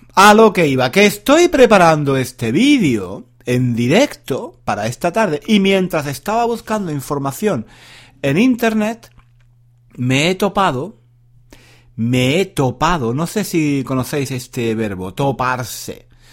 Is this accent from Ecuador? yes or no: no; Spain; now in London, United Kingdom; yo también soy español, vivo en Londres